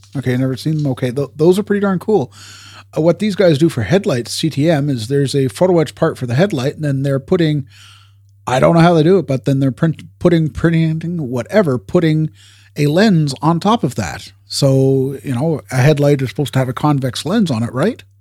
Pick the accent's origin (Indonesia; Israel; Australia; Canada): Canada; we're Canadian